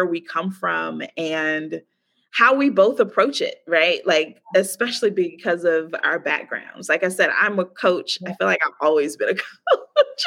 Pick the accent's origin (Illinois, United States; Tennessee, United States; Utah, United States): Illinois, United States; Chicago; moved away as an adult; also born or lived in Baltimore, United States; now in Playa del Carmen, Mexico; I'm from Chicago